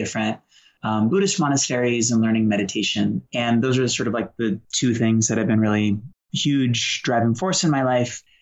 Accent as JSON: {"language": "English", "town": "Boston", "region": "Massachusetts", "country": "United States", "tie": "born or raised there", "said": "I grew up in Boston with a single alcoholic mom"}